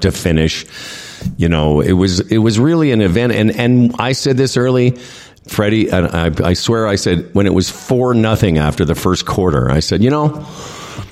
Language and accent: English; Moose Jaw, Saskatchewan, Canada; I grew up in Moose Jaw